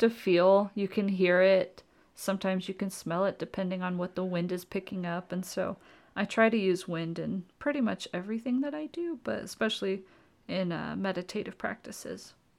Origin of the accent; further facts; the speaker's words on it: Oklahoma, United States; growing up in Oklahoma